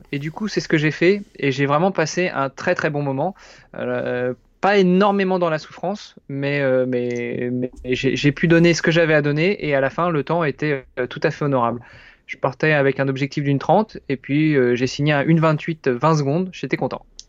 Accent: France; moved away as an adult; now in Luxembourg; français, franco-italien exactement, et je réside au Luxembourg depuis une douzaine d'années

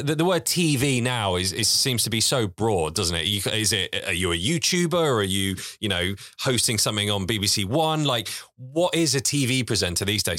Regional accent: Isle of Wight, South East England, United Kingdom; moved away as an adult; also born or lived in Portsmouth; I grew up on a farm on the Isle of Wight, basically mucking out pigs to help my dad

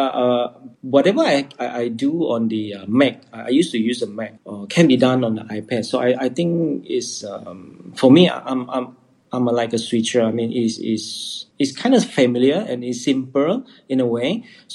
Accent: Sarawak, Malaysia; I am from Sarawak

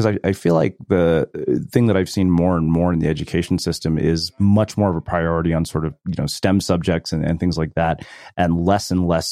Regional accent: Texas, United States; growing up in Texas

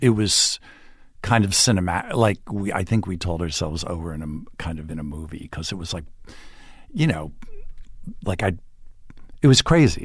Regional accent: Montvale, New Jersey, United States; moved away; I grew up in New Jersey

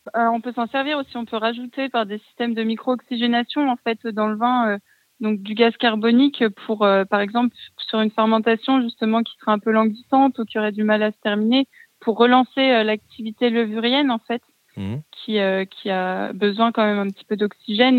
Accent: Bourg-en-Bresse, Auvergne-Rhône-Alpes, France; moved away; je suis originaire de Bourg-en-Bresse

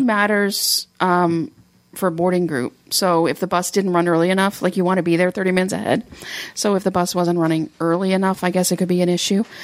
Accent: Canada; I'm from Canada

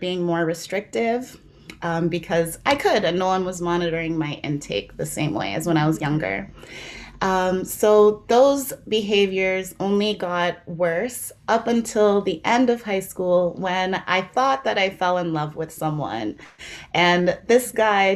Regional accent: South Africa; now in Canada; it starts back in South Africa, which is where I'm from

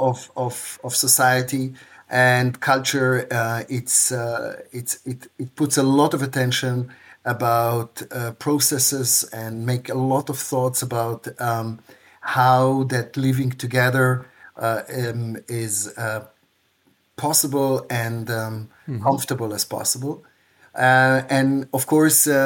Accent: Tel Aviv, Tel Aviv District, Israel; moved away as an adult; now in Regensburg, Germany; I grew up in Tel Aviv

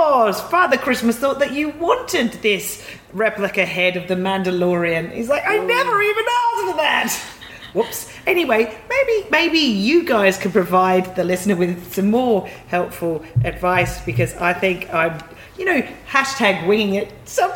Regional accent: Australia; I'm an Australian listener.

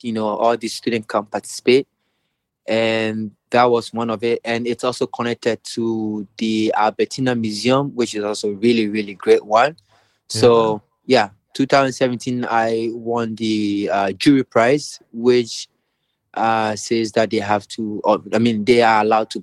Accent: Ghana; moved away as an adult; also born or lived in Vienna, Austria; when I moved from Ghana

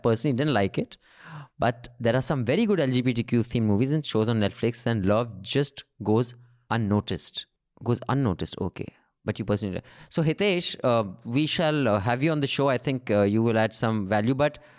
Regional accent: Chandigarh, India; this is a fun little film that captures the provincial culture of Chandigarh, my hometown.

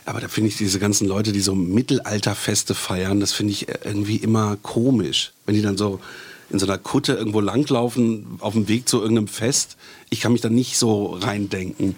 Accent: Bielefeld, North Rhine-Westphalia, Germany; moved away; ich bin zwar aus Nordrhein-Westfalen äh, gebürtig, aus Bielefeld

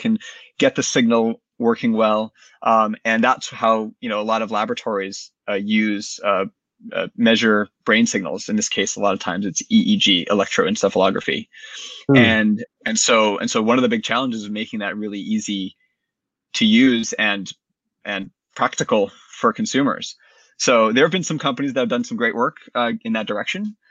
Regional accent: Boston, Massachusetts, United States; also born or lived in North Carolina; I grew up in the Boston area. I went to college in North Carolina, and I returned to Boston after

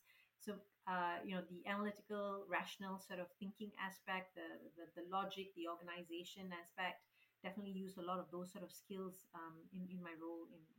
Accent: Malaysia; When we moved here from Malaysia, my parents had it really, really tough.

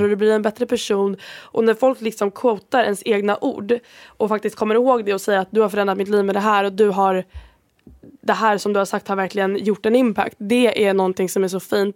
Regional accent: Sweden; first language Swedish; moved away as an adult; jag är 21 år gammal, jag är från Sverige

